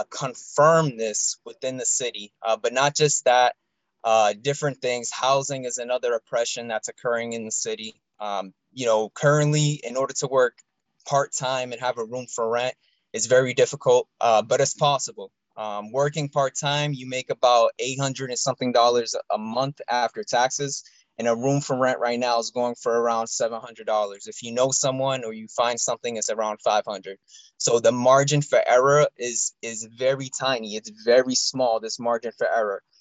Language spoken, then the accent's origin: English; Brockton, Massachusetts, United States; also born or lived in Boston area; I've been a resident of Brockton, born and raised in Brockton